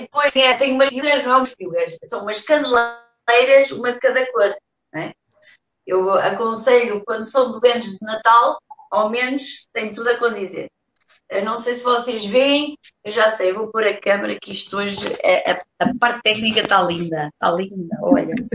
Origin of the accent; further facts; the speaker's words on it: Portugal; eu sou portuguesa de Portugal com muita honra